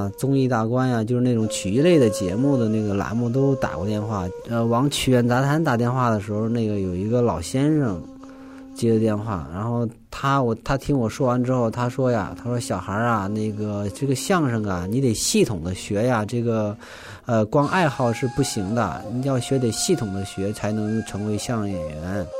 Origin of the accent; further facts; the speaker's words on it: Northeast China, China; accent: Northeastern Mandarin; 因为我是东北人嘛，然后那个东北话老是改不过来，后来就买录音机录磁带，一个字儿一个字儿弄，感觉你自己说都是普通话，但你一录听，嗯，怎么都是东北话呀？